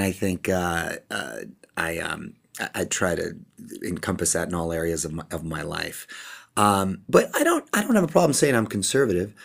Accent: Chula Vista, California, United States; moved away as an adult; now in Los Angeles, United States; I'm a kid from Chula Vista, which is a couple hours south, border town, there to Tijuana in Mexico

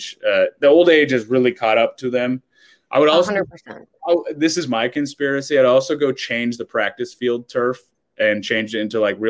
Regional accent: California, United States; moved away as an adult; now in Philadelphia, United States; I grew up in California

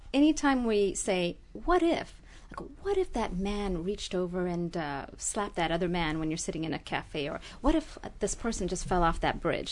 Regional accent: Jamaica; also born or lived in Ethiopia / France / Kerala, India / Los Angeles, United States; now in Glendale, United States; I grew up in Jamaica and went to school in France

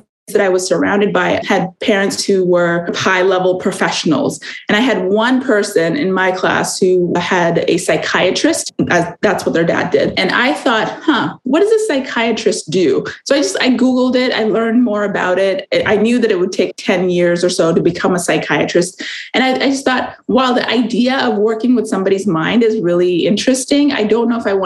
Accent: California, United States; also born or lived in India / Arizona; I was born in India. I grew up in California and Arizona

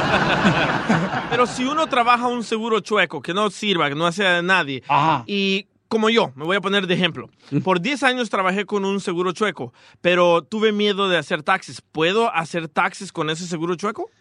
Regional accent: Atiquizaya, Ahuachapán, El Salvador; soy de Atiquizaya

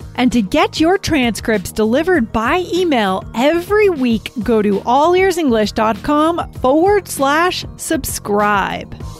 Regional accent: New Hampshire, United States; moved away; I grew up in New Hampshire, so that makes me a New Hampshireite

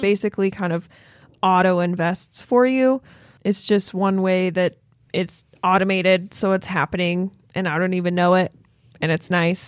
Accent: Logan, Utah, United States; born or raised there

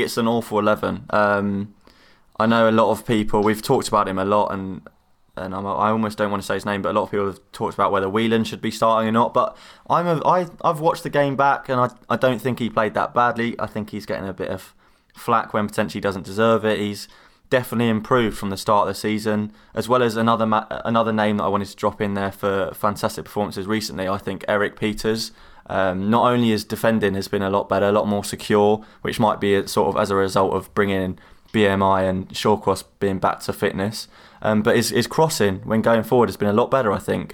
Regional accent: United Kingdom; as you might have been able to guess from my accent, I am from near London

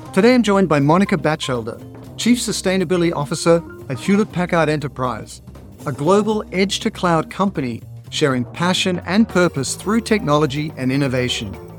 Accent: Australia; I grew up in Australia

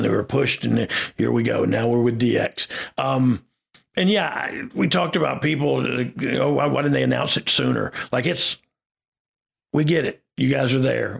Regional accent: Georgia, United States; I'm from Georgia

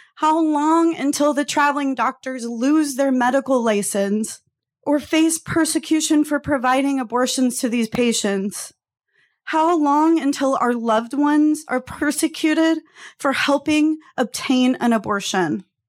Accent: Texas, United States; moved away as an adult; also born or lived in Phoenix, Arizona; as a Texan teenager

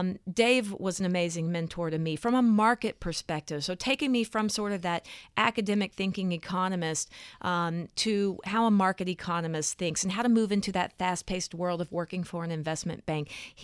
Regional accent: Texas, United States; It's that I was raised in the South, in Texas, and there's this sense of perpetual optimism.

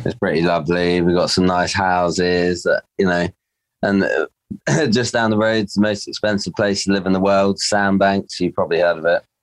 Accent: Dorset, South West England, United Kingdom; I'm Dorset, born and bred.

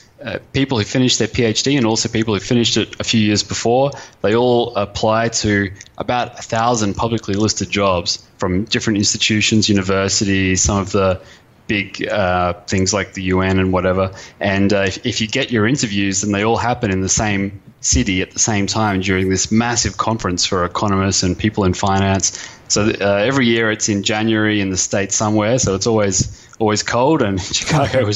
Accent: Brisbane, Queensland, Australia; moved away as an adult; also born or lived in Europe; I got a job back in Brisbane, my hometown

